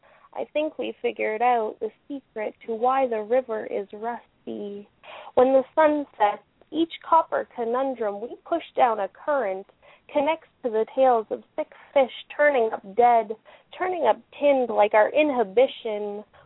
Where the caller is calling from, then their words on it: Ottawa, Ontario, Canada; Ottawa, Canada.